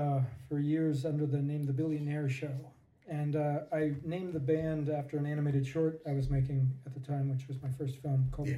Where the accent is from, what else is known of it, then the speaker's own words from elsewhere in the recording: San Rafael, California, United States; moved away; also born or lived in San Francisco; I was from outside of San Francisco. I was born in San Rafael.